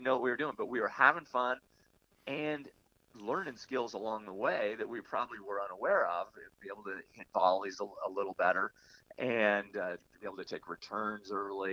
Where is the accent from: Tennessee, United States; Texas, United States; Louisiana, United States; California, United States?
California, United States; Palo Alto; also born or lived in Los Angeles; Northern Cal where I grew up in Palo Alto